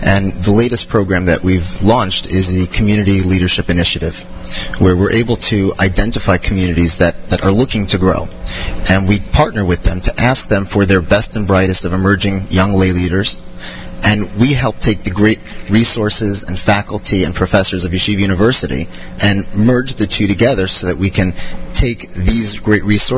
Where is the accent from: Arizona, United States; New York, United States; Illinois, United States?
New York, United States; Monsey; moved away as an adult; also born or lived in Des Moines, Iowa / Charleston, South Carolina; growing up in Muncie, it was a huge change for us